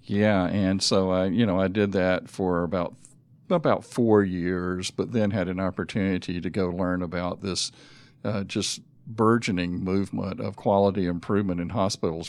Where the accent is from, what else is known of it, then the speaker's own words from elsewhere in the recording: Griffin, Georgia, United States; also born or lived in Atlanta, Georgia / North Carolina / South Carolina; I grew up in Griffin